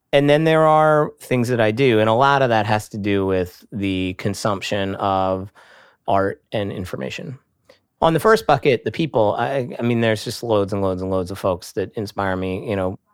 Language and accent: English; Hershey, Pennsylvania, United States; moved away; that's my hometown